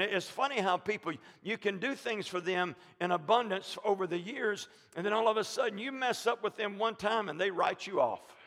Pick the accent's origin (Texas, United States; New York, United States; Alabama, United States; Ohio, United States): Alabama, United States; moved away; we're from Alabama